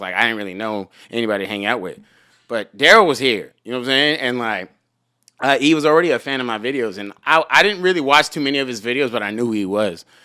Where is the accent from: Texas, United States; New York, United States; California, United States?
California, United States; Los Angeles; also born or lived in Rancho Cucamonga; I was born in Hollywood and I stayed here until I was, like, fourteen, and then I moved to Rancho Cucamonga.